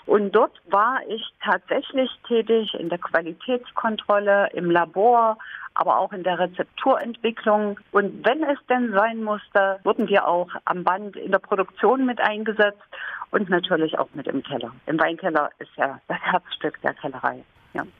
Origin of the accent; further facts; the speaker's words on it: Thuringia, Germany; Ich stamme aus Thüringen